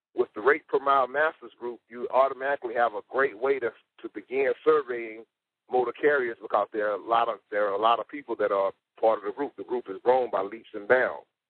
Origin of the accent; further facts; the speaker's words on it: South Carolina, United States; eight six four, my hometown, South Carolina.